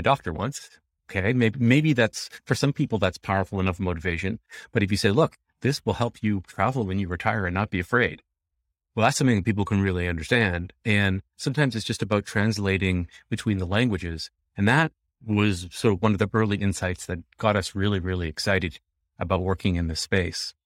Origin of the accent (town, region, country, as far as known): Vancouver, British Columbia, Canada; born or raised there; also born or lived in Jamaica